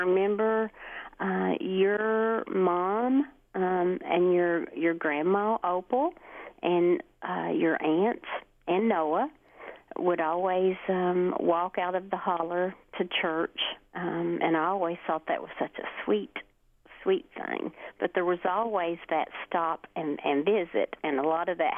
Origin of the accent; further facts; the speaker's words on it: Hemphill, Kentucky, United States; also born or lived in Neon, Kentucky; now in Martin, United States; I currently live in Martin, but I grew up, thankfully, in Hemphill, and lived there my entire life